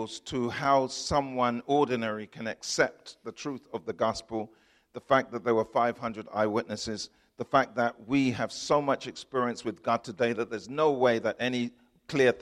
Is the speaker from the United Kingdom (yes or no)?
yes; England, United Kingdom; I'm from England